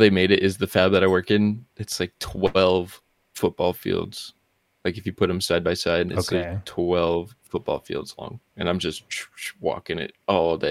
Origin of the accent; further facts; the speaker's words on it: New Mexico, United States; moved away as an adult; now in Portland, United States; I'm from New Mexico